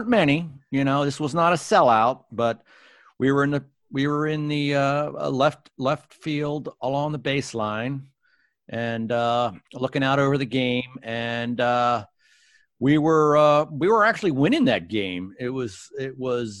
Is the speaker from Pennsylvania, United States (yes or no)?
no; Bethesda, Maryland, United States; also born or lived in Washington, D.C.; grew up in Bethesda in a court